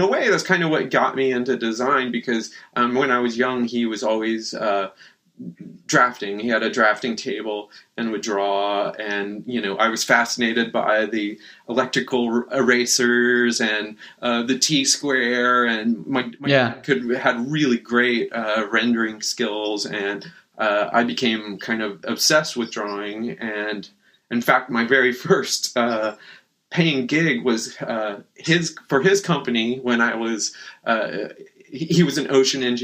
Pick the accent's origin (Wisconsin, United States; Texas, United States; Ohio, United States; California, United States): Texas, United States; Boerne; moved away as an adult; also born or lived in San Antonio, Texas; now in Portland, United States; I grew up in the hill country of Texas, a little bitty town called Bernie.